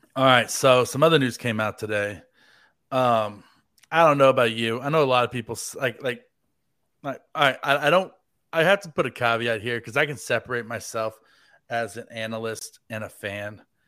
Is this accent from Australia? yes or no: no; United States; being American